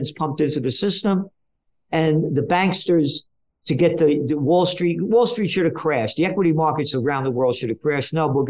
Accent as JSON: {"language": "English", "town": "New York City", "region": "New York", "country": "United States", "tie": "born or raised there", "said": "I'm a Napolitano, born in the Bronx"}